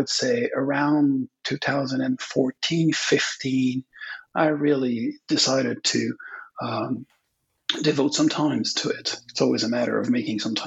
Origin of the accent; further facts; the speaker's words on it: Quebec, Canada; English is a second language; also born or lived in British Columbia; I'm from Quebec. It's a Francophone province in Canada.